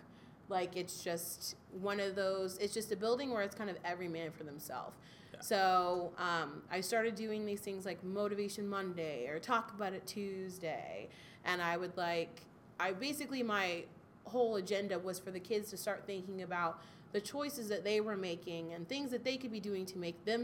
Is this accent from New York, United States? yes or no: no; Waldorf, Maryland, United States; they were building a brand new school in my hometown of Waldorf, Maryland